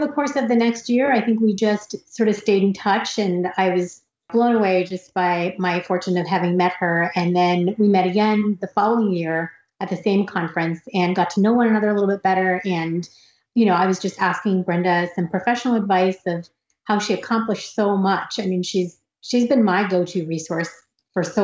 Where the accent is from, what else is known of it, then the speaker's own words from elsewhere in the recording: United States; I grew up in America